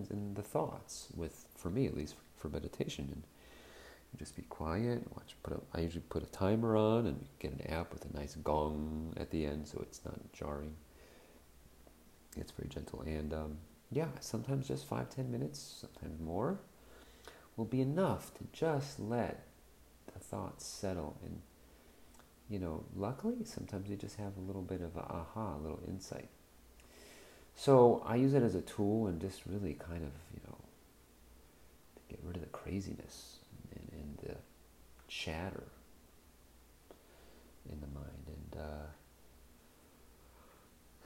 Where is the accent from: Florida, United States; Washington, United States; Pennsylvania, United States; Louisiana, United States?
Florida, United States; growing up in Florida, growing up in a Jewish family